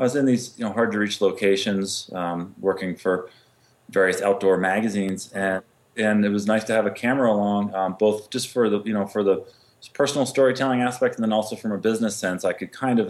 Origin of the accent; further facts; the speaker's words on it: Vermont, United States; moved away as an adult; also born or lived in Connecticut; now in Carbondale, United States; I grew up in Vermont and then Connecticut